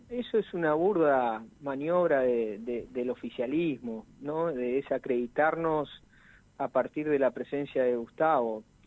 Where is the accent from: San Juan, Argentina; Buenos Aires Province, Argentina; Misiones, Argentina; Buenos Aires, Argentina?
Misiones, Argentina; en nuestra provincia